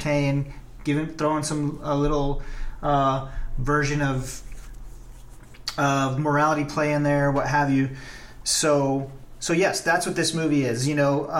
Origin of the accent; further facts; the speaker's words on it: the South, United States; I'm from the South